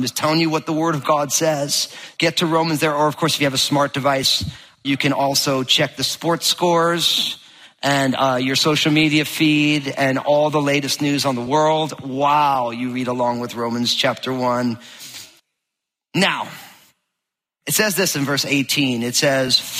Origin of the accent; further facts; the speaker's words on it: New Jersey, United States; I'm from New Jersey